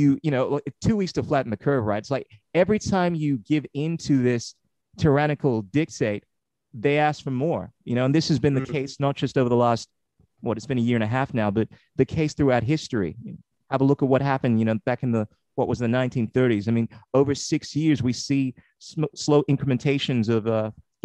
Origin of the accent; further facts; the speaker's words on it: Ghana; now in Australia; I'm originally from Ghana, West Africa, I've been here for about 30 years